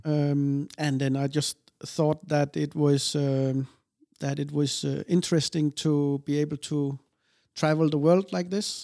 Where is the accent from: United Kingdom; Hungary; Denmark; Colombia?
Denmark; also born or lived in Odense, Denmark; we moved to another place of Denmark in the south. And, um, I lived there my whole young life until I was eighteen, nineteen